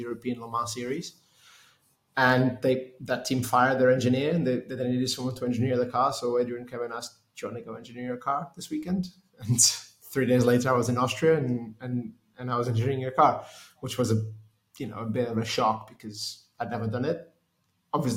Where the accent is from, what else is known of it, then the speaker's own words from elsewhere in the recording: Lisbon, Portugal; moved away as an adult; also born or lived in United Kingdom; I'm from Portugal. I grew up in Lisbon, moved to the UK to study engineering